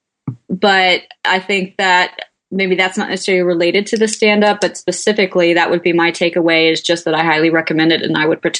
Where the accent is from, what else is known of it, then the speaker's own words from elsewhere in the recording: Georgia, United States; I'm even from Georgia and not a city girl